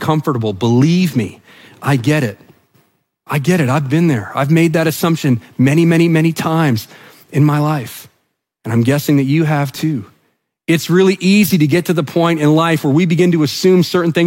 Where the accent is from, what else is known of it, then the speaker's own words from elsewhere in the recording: New Brunswick, Canada; I'm from New Brunswick